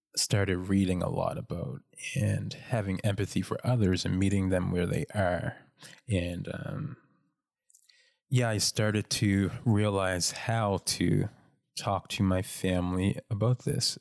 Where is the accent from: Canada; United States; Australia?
Canada; North Preston, Nova Scotia; I grew up in North Preston, um, which is the largest black community in Canada